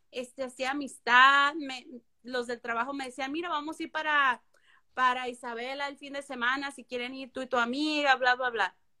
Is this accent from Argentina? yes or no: no; Mexico; moved away as an adult; also born or lived in Puerto Rico; yo soy mexicana